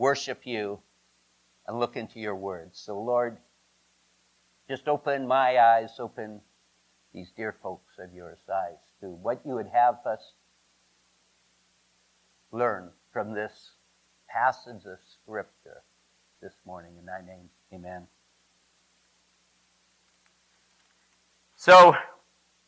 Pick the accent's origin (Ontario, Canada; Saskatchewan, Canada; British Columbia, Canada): Saskatchewan, Canada; now in United States; I am Canadian by birth. I tell people I was born in Saskatchewan or Saskatchewan Bush, as we call it, up there